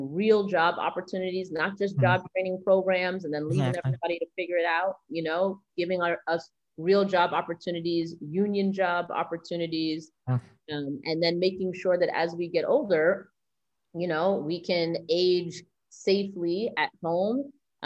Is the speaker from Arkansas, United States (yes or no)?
no; New York City, New York, United States; I grew up right behind what's now the Barclays Center.